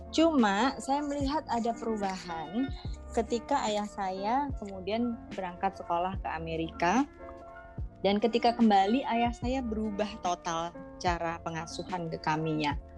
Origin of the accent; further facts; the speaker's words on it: Rumbai, Riau, Indonesia; kalau latar belakang saya lahirnya di Sumatera sebenarnya. Di Sumatera itu ada kota kecil namanya Rumbai di dekat Pekanbaru Eh, karena ayah saya dulu kerja di Caltex di perusahaan minyak di sana.